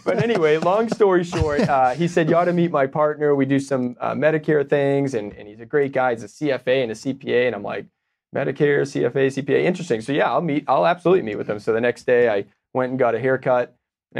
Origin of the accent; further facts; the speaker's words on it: Boston, Massachusetts, United States; moved away as an adult; now in Austin, United States; I'm from Boston.